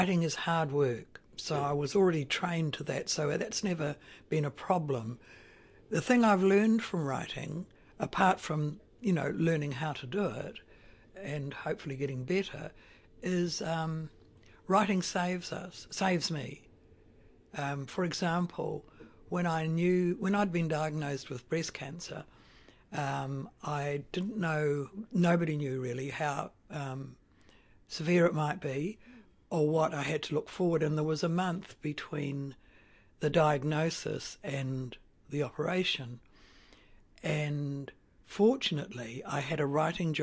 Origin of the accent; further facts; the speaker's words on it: Napier, Hawke's Bay, New Zealand; now in Otaki, New Zealand; I was born in Napier.